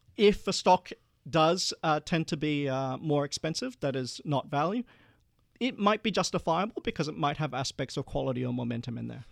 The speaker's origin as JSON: {"language": "English", "town": "Perth", "region": "Western Australia", "country": "Australia", "tie": "born or raised there", "also_born_or_lived": "Malaysia", "moved": "yes", "said": "we were one of the first Asian families after the white Australia policy to move to Perth. And I remember growing up, I was the only non-white kid in class"}